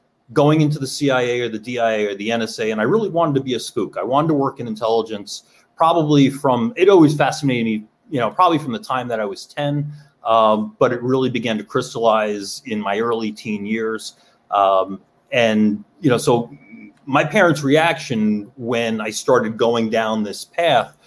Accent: New York, United States; I grew up in New York.

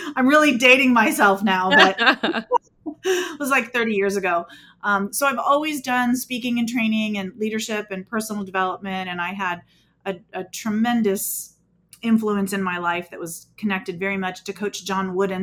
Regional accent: Southern California, United States; I was born and raised in Southern California

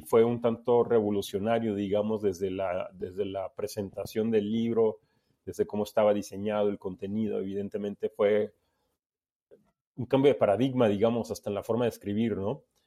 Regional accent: Veracruz, Mexico; moved away as an adult; also born or lived in Mexico City; yo soy de Veracruz, pero me había cambiado a, Ciudad de México para estudiar

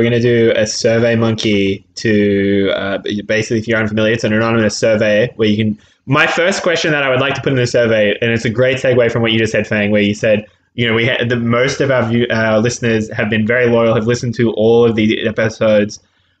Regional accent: Australia; No, I know. I am Australian, so yes.

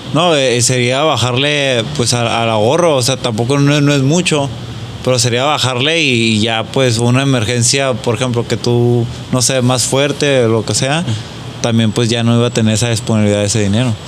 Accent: Mexico; nosotros como mexicanos o como latinos

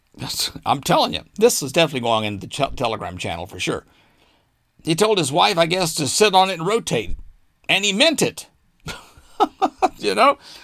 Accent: Arkansas, United States; my home state of Arkansas

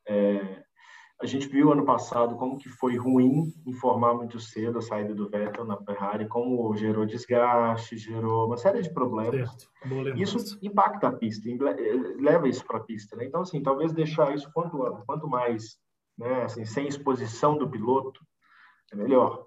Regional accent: Brazil; A gente é brasileiro

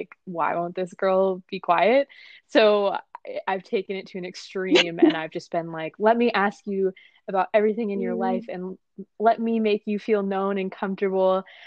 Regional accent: California, United States; I'm from California. So actually, right now I'm in California recording this

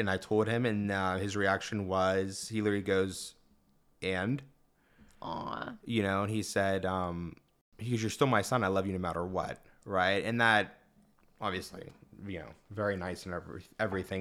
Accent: Mount Lebanon, Pennsylvania, United States; I grew up in Mount Lebanon as well

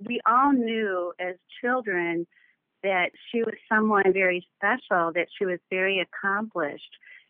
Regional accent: Crystal Lake, Illinois, United States; I am from Crystal Lake, Illinois.

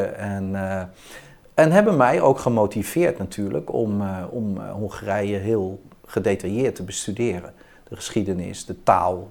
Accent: Utrecht, Netherlands; ben ik in Utrecht geboren en getogen.

